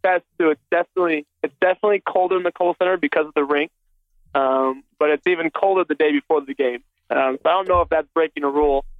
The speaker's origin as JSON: {"language": "English", "region": "Minnesota", "country": "United States", "tie": "born or raised there", "said": "I grew up in Minnesota"}